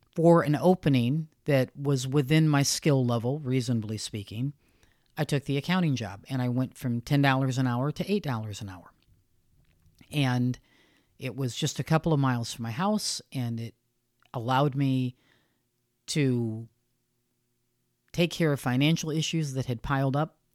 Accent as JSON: {"language": "English", "country": "United States", "said": "I'm American and that's where I live"}